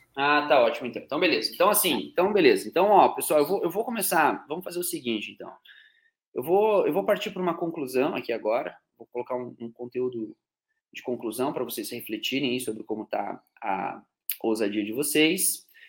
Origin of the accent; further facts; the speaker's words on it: Curitiba, Paraná, Brazil; now in Teófilo Otoni, Brazil; Eu sou de Curitiba, né? Atualmente moro em Teoflotone, mas eu sou de Curitiba, Paraná